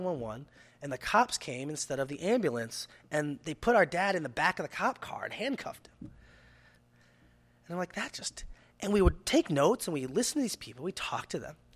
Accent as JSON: {"language": "English", "town": "Cleveland", "region": "Ohio", "country": "United States", "tie": "born or raised there", "moved": "yes", "said": "Cleveland's my hometown"}